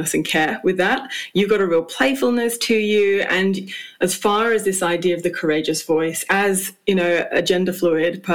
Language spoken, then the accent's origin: English; United Kingdom; as a British person